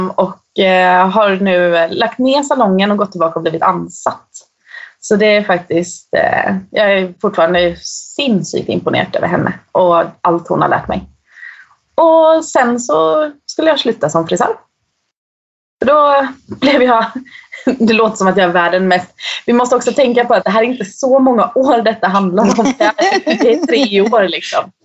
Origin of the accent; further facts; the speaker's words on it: Eksjö, Jönköping County, Sweden; moved away as an adult; now in Norway; jag kommer från en liten by i södra Småland, som, eller i Småland som heter Eksjö